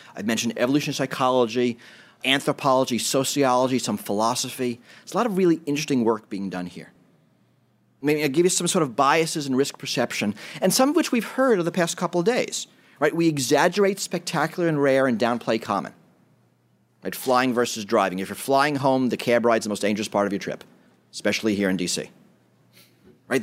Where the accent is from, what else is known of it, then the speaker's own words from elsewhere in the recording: New York City, New York, United States; I grew up in New York City